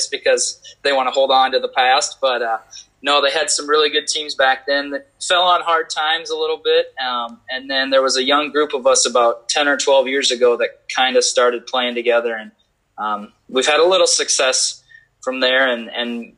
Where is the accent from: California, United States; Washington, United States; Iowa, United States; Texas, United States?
Iowa, United States; Dyersville; I grew up in Dyersville and went to Beckman